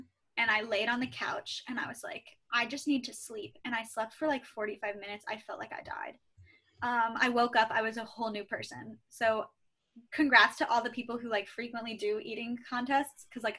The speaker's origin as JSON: {"language": "English", "region": "Midwest", "country": "United States", "said": "I'm from the Midwest, so that doesn't bother me at all."}